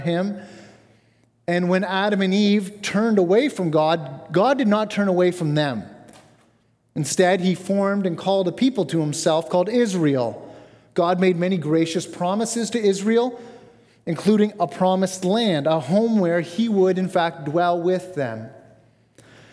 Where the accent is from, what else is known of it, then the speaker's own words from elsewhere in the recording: Bradford, Ontario, Canada; moved away as an adult; I grew up near Bradford, Ontario